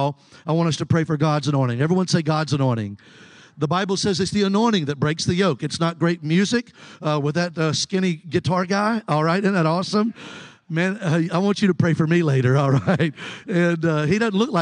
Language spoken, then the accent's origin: English; Mobile, Alabama, United States; I'm from Mobile, Alabama